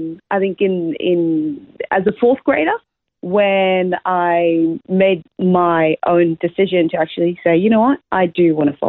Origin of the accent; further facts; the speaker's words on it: Zimbabwe; moved away as an adult; also born or lived in Australia / United States; now in Brisbane, Australia; I was born in Zimbabwe, Southern Africa.